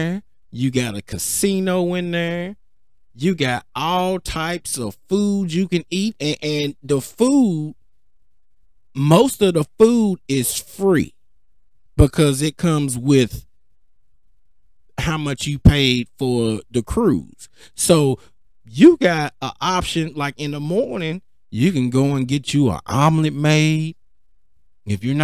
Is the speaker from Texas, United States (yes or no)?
yes; Cedar Hill, Texas, United States; I'm from Cedar Hill.